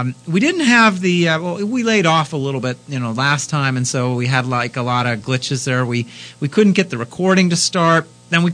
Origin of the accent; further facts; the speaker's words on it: California, United States; now in Pittsburgh, United States; as a Californian by birth